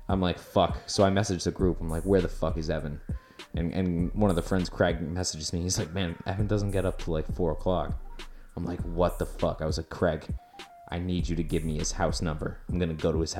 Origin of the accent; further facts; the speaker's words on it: Beeton, Ontario, Canada; my hometown where I grew up, Beaton, Ontario